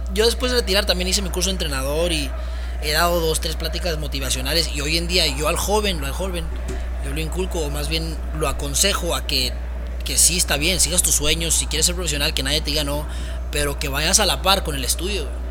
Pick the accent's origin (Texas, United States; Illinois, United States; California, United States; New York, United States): Texas, United States; Dallas; moved away as an adult; also born or lived in Guadalajara; now in Ciudad Juárez, Mexico; yo soy de Estados Unidos, soy de Dallas, de Dallas, Texas. Mis papás son, son chilangos, son del DF, pero yo nazco en Estados Unidos. Ahí hago toda mi carrera, bueno, desde niño, la prepa